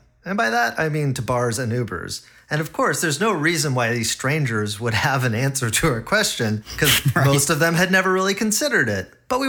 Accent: Canada; now in United States; we're both Canadian, eh? But we live in the US

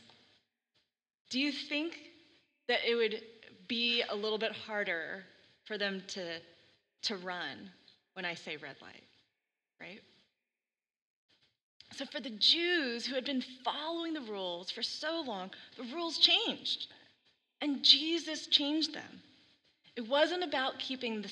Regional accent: Texas, United States; now in Oregon, United States; when I was growing up in Texas

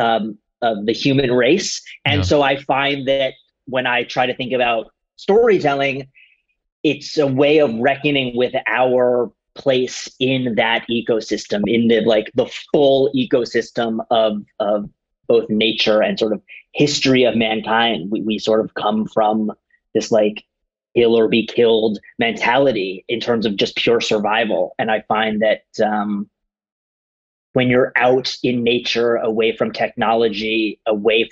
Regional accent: United States; now in Los Angeles, United States; I grew up on the East Coast. I grew up like just outside Washington, D.C., so very much like a city kind of upbringing

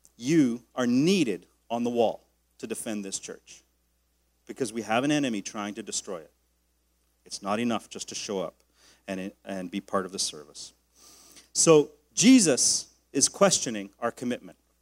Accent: Canada; my rights as a Canadian man

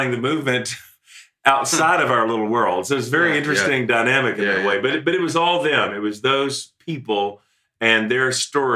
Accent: the American rural South, United States; a different version of Pentecostalism than what I grew up in the American, more or less rural South

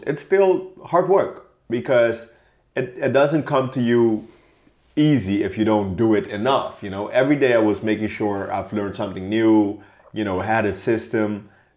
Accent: Curaçao; first language Papiamento; English is a second language; moved away as an adult; now in Germany; I was born and raised in Curaçao

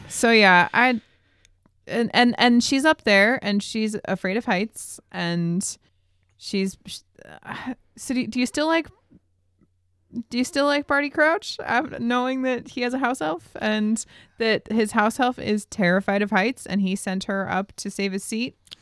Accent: Billings, Montana, United States; we're from Billings, Montana

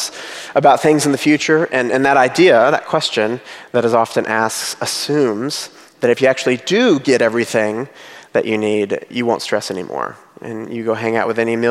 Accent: United States; I'm an American

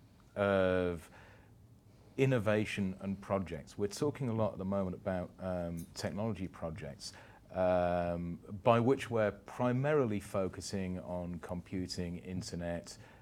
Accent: United Kingdom; now in Dubai, United Arab Emirates; I'm a Brit.

